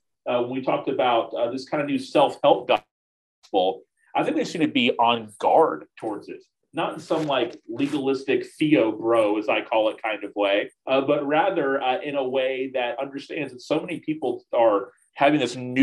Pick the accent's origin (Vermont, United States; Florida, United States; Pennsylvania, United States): Florida, United States; Tallahassee; I planted a church here with about 20 people 15 years ago. That's seen just incredible things happen since then in Tallahassee